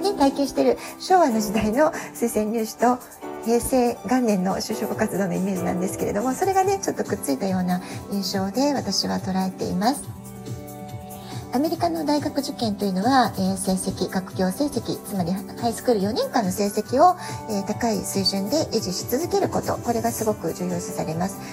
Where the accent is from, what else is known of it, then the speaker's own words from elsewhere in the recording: Japan; also born or lived in Tokyo, Japan; now in San Diego, United States; 私たち日本人のママたち